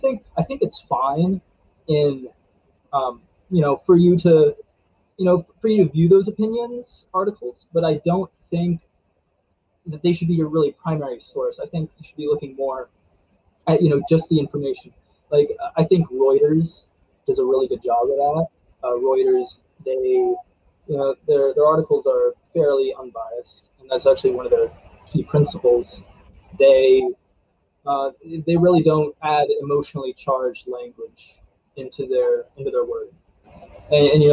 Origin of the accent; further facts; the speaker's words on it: Frostburg, Maryland, United States; also born or lived in Silver Spring, Maryland; But I was born in Silver Spring, Maryland. And then we moved to Allegheny County, and I've pretty much been like around this area the whole time.